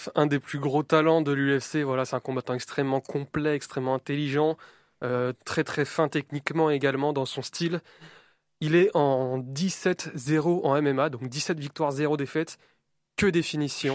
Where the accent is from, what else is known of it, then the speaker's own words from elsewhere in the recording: France; accent: French; mon accent français euh, bien dégueulasse